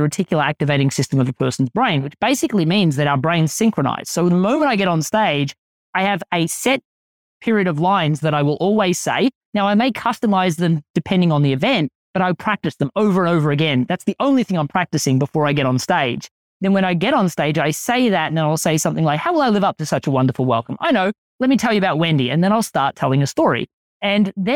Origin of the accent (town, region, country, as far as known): Australia